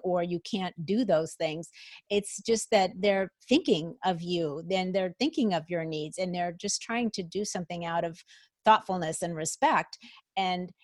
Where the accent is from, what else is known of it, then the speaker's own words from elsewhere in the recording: Minnesota, United States; moved away as an adult; also born or lived in Atlanta, Georgia; I grew up in Minnesota, and it wasn't until we moved after we had been married for some time, we moved to the South and we lived in Atlanta